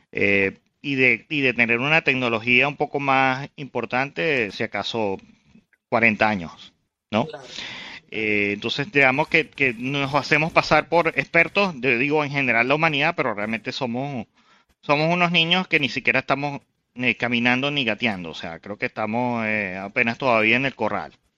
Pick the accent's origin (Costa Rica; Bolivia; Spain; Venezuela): Venezuela; somos de Venezuela